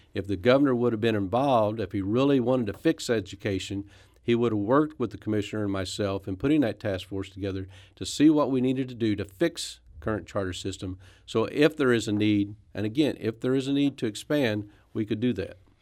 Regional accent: Poplar Bluff, Missouri, United States; also born or lived in Branson, Missouri; now in Farmington, United States; I'm from Farmington, Missouri, originally Popper Bluff, Missouri, so I'm not too far from my parents who still live there

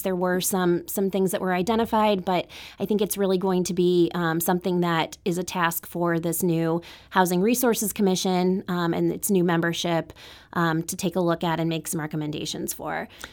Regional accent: Webster Groves, Missouri, United States; I grew up in Webster

